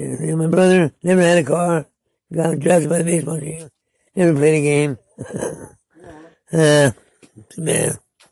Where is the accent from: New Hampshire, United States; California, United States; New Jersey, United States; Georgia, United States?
California, United States; Hayward; I'm from Hayward.